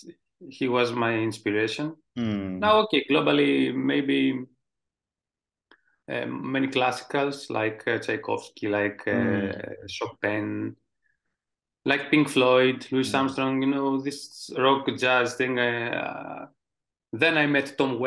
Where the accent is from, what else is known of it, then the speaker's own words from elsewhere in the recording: Greece; English is a second language; also born or lived in Thessaloniki, Greece / Athens, Greece; In my hometown. I come from Mountain Olympus, you know, the Mountain of Gods.